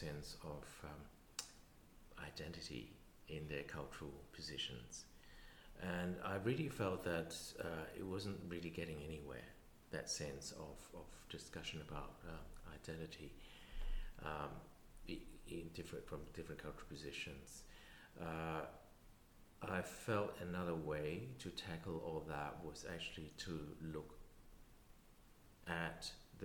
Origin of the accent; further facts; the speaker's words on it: Australia; being an Australian person